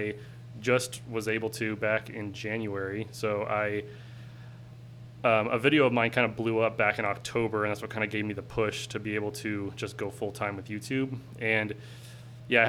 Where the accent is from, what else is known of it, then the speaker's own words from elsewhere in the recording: Portland, Oregon, United States; I am a filmmaker from Portland, Oregon.